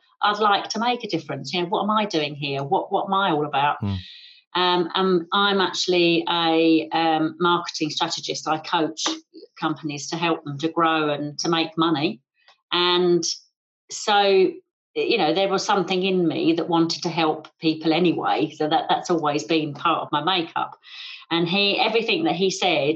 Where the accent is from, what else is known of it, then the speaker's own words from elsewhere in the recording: England, United Kingdom; I'm English